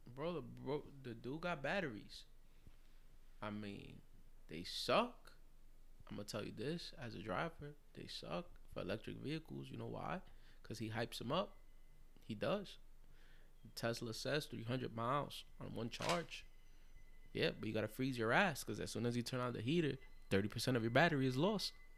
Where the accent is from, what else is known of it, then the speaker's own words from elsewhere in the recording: New York City, New York, United States; as a light-skinned Puerto Rican, you know, growing up in the Bronx, in the South Bronx, Longwood, Hunts Point